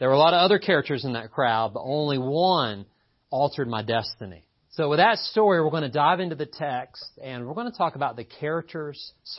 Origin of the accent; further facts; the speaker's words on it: Appalachia, United States; And by the way, I am from Appalachia. It's funny. Don't let the lack of accent deceive you. I'm from here. People welcome me to town, and I'm like, I'm from here. Don't welcome me. I'm from here.